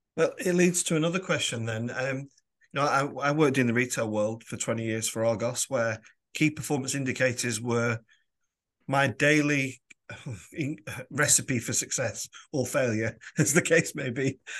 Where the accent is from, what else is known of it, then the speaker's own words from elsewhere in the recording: Lancashire, North West England, United Kingdom; also born or lived in London; As a boy, I moved from London to, to Lancashire